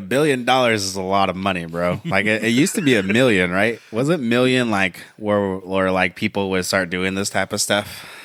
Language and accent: English; United States; I'm American. I love America